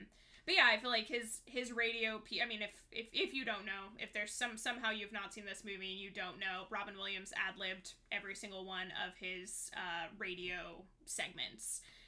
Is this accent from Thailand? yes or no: yes; Thailand; I grew up in Thailand. I immediately knew that it was filmed in Thailand.